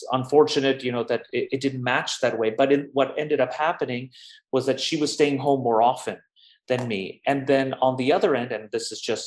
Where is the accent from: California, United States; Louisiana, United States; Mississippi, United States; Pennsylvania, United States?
California, United States; Los Angeles; moved away as an adult; also born or lived in New York; now in Berlin, Germany; I grew up in Los Angeles. I was born in New York, but I grew up in Los Angeles since I was about 2 years old